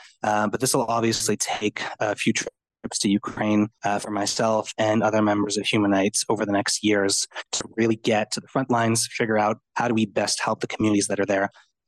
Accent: Montreal, Quebec, Canada; I'm Italian and I'm from Montreal.

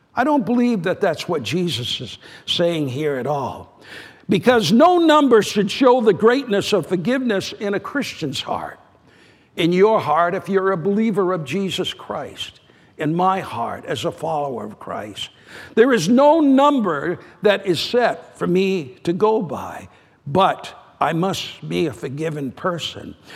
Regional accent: New Hampshire, United States; New Hampshire, my home state.

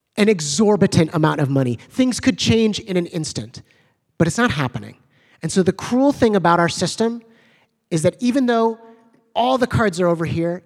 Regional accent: Evanston, Illinois, United States; growing up in Evanston, Illinois

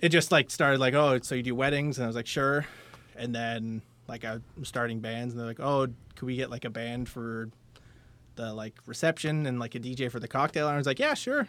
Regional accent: London, Ontario, Canada; I'm a North End guy

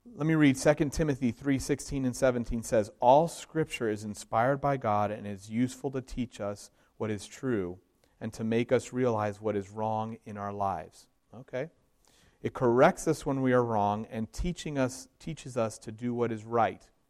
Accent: Miami, Florida, United States; moved away; I grew up in Miami, Florida

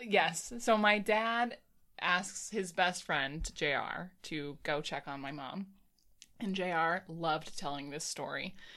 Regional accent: United States; I'm an American

